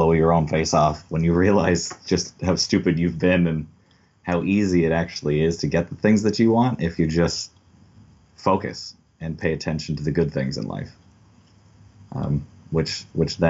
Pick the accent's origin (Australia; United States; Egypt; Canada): Canada; Belleville, Ontario; I was born in Belleville, but I was raised in the country just north of Belleville, mostly on my grandparents' farm